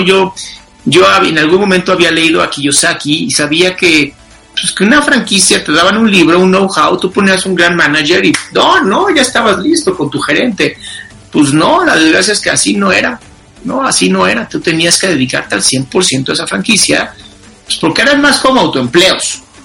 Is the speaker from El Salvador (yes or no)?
no; Mexico; pues soy mexicano